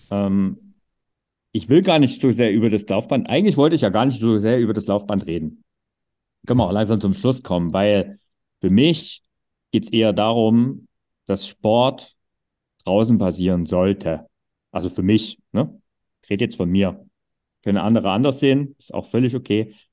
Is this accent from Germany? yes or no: yes; East Germany, Germany; groß geworden bin, gab es keine Tennishallen. Das war so ein Zeug, was es einfach im Osten nicht gab.